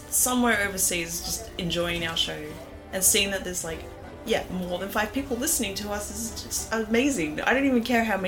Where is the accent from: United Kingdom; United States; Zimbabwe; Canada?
Canada; I'm Canadian